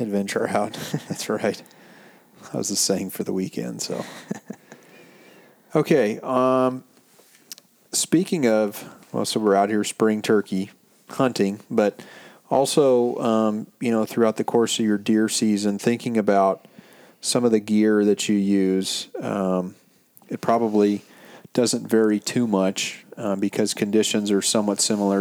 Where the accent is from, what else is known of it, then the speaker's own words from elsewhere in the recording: Montana, United States; also born or lived in Central Coast, California; now in California, United States; growing up in Montana like myself